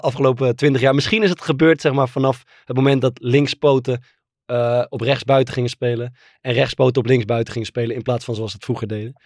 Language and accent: Dutch; Netherlands; ik ben natuurlijk gewoon volledig Nederlands.